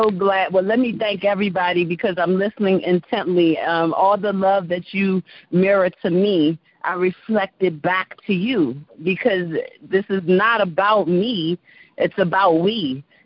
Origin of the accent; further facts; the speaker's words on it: Washington, District of Columbia, United States; moved away; Washington, D.C., my hometown